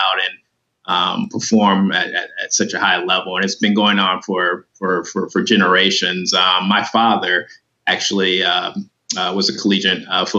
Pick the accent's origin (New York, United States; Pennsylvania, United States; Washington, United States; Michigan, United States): Michigan, United States; Flint; moved away; growing up in Flint